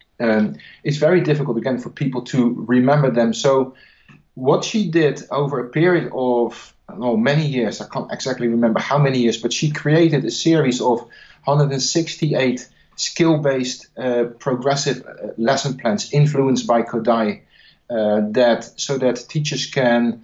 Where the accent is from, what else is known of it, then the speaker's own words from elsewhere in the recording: Netherlands; English is a second language; I'm not English. I'm from the Netherlands